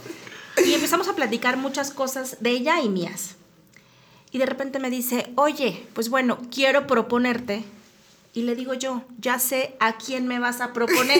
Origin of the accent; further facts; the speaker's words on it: San Luis Potosí, Mexico; moved away as an adult; now in Querétaro, Mexico; yo soy potosina